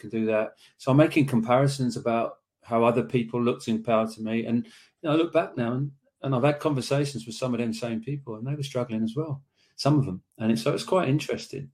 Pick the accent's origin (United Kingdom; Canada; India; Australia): United Kingdom; Slough, South East England; I was born Irish parents in Slough